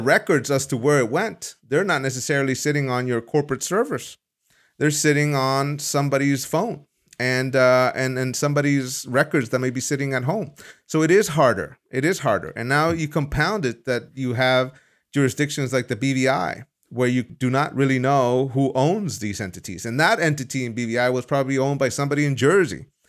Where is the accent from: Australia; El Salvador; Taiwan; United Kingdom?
El Salvador; now in Amsterdam, Netherlands; I was born in El Salvador